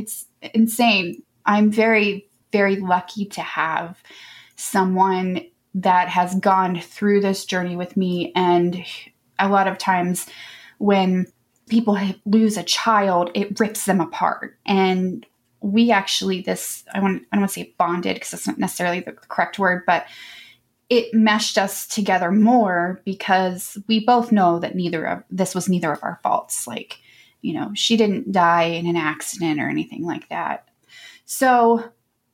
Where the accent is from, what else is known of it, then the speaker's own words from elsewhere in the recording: Columbus, Ohio, United States; also born or lived in Florida; I am from Columbus, Ohio, and I've lived here almost all of my 39 years